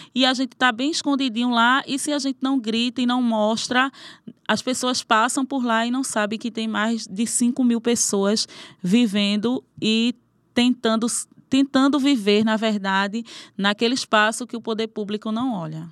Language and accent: Portuguese; Caranguejo Tabaiares, Pernambuco, Brazil; Sou nascida e criada em Caranguejos Tabaiares.